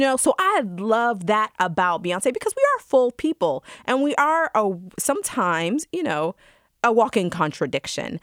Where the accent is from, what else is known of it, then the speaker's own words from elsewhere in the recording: Georgia, United States; as a black woman growing up in Georgia